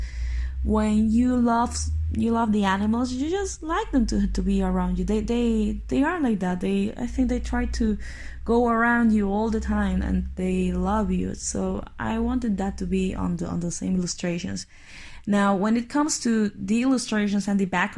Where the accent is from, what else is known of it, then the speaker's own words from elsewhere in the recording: Bolivia; I'm from Bolivia, which is a country in the middle of South America